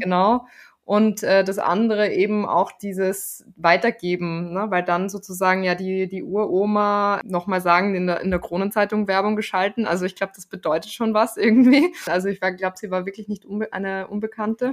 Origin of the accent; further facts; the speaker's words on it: Graz, Styria, Austria; moved away; Es ist meine Heimatstadt, in, in der ich heute aufnehme